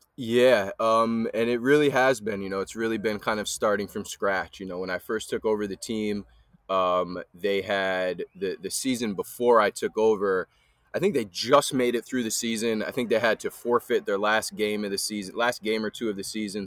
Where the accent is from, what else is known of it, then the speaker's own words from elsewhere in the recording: Highland, New York, United States; also born or lived in New Paltz / Poughkeepsie; I'm from the Hudson Valley area, um, grew up between kinda Highland, New Paltz, Poughkeepsie area